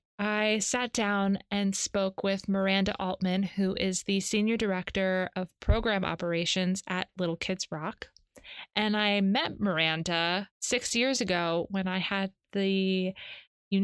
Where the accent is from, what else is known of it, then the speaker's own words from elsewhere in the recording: East Coast, United States; I'm from the East Coast